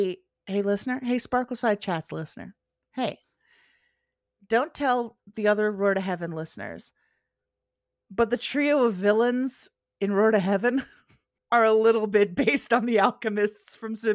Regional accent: Canada; that got me thinking about what Canadian Precure would be like, because I am Canadian.

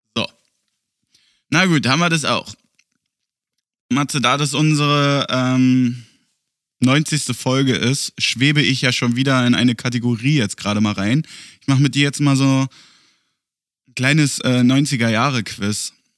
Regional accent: Germany; now in Berlin, Germany; Bei uns in Deutschland

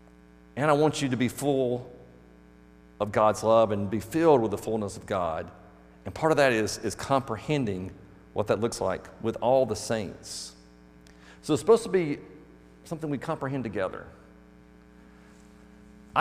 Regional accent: Birmingham, Alabama, United States; I'm from Birmingham, Alabama area

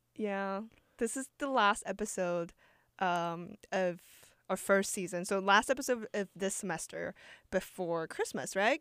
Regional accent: Shanghai, China; now in New York, United States; come from Shanghai where it gets cold, but it doesn't snow.

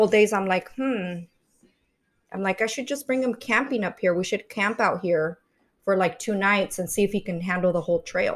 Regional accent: San Diego, California, United States; also born or lived in East Los Angeles, California; I was born in East LA, but raised in San Diego, California

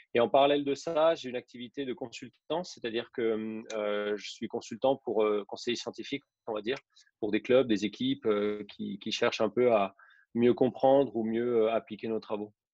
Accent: Besançon region, Bourgogne-Franche-Comté, France; moved away as an adult; also born or lived in Saint-Étienne; now in Nice, France; Je suis originaire de, la région de Besançon, en Franche-Comté

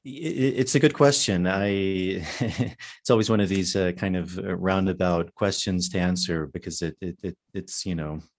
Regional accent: Virginia, United States; Yeah, mostly in in the U.S.

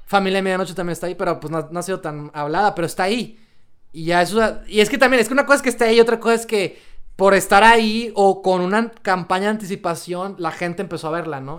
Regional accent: Mexico; nosotros como sociedad mexicana

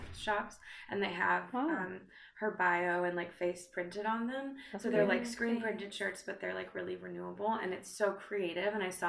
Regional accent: United States; And I'm not from Canada, but I'm from like a bordering state of Canada, so I relate to like the backwoods of a cold place.

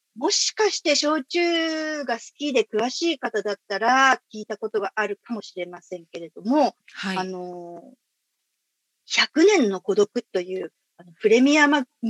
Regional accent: Fukuoka, Japan; moved away as an adult; also born or lived in Indonesia; もともと福岡で生まれて育ったんですけれども

